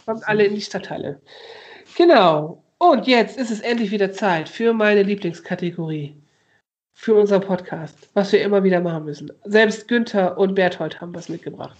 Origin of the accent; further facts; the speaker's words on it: Osnabrück, Lower Saxony, Germany; moved away; Ich komm ja aus Osnabrück